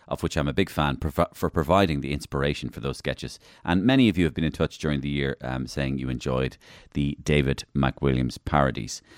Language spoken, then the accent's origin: English; Waterford, Munster, Ireland; I was brought up in Waterford